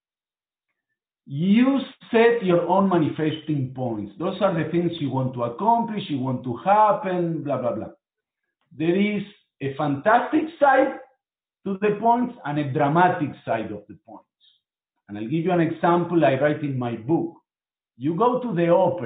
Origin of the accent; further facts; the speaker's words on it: Buenos Aires, Argentina; moved away as an adult; now in Miami, United States; I was born in Argentina